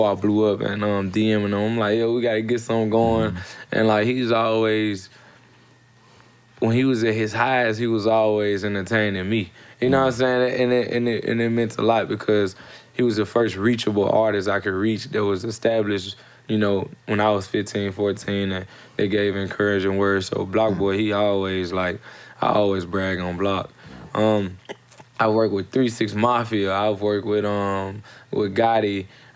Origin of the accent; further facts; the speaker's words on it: Memphis, Tennessee, United States; growing up in Memphis